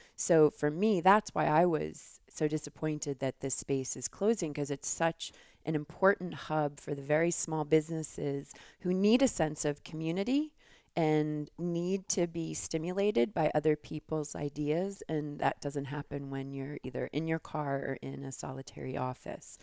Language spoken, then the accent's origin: English; New York, United States; moved away as an adult; also born or lived in Philadelphia; now in Tucson, United States; I grew up in New York